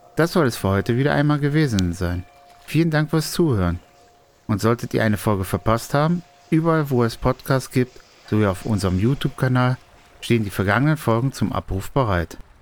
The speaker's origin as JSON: {"language": "German", "country": "Germany"}